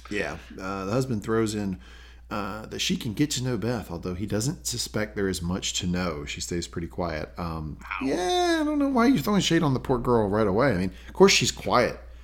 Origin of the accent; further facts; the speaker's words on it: Southern United States, United States; accent: Southern; that Southern accent